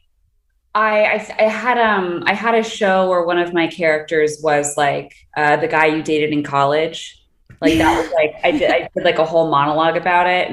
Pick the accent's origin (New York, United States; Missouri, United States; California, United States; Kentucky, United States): California, United States; Los Angeles; I grew up